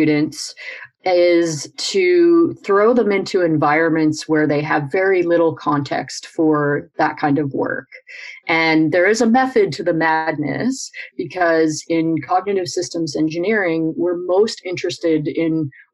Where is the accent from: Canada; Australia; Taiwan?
Canada; I grew up climbing in the Canadian Rockies